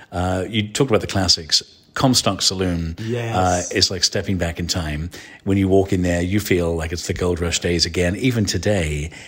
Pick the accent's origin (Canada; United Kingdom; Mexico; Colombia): United Kingdom; England; I'm an Irish Englishman.